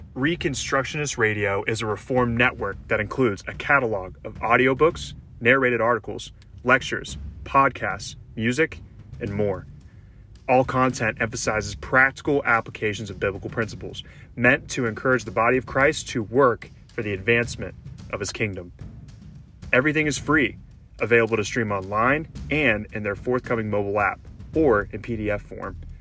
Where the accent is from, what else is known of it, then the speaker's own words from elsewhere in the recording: Louisiana, United States; moved away; my home state with respect to where I grew up. I grew up in Louisiana